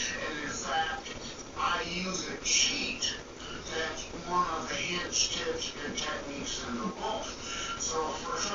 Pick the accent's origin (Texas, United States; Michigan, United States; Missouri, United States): Michigan, United States; Detroit; I'm from the Detroit, Michigan area